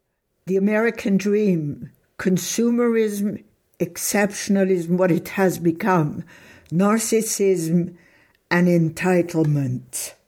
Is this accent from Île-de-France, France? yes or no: yes; Paris, Île-de-France, France; moved away; I grew up in Paris.